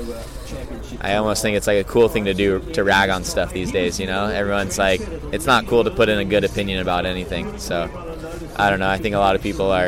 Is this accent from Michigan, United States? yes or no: no; Hawaii, United States; I think that growing up in Hawaii and stuff, you kind of learn to be like a humble Haole who, like, you know, can't really think that you're great.